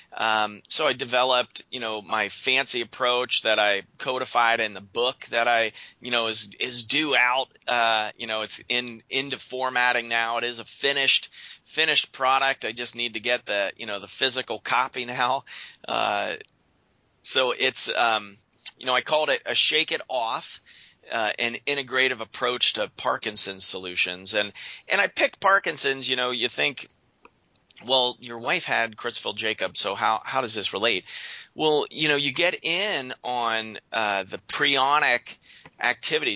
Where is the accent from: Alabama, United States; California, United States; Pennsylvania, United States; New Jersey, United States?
Pennsylvania, United States; Western; moved away as an adult; also born or lived in Quilcene, Washington; now in Portland, United States; I'm originally from Western Pennsylvania, as we were talking before the show, and I moved out west.